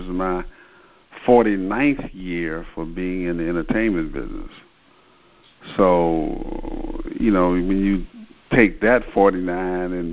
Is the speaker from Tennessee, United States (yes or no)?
yes; Memphis, Tennessee, United States; Memphis is my hometown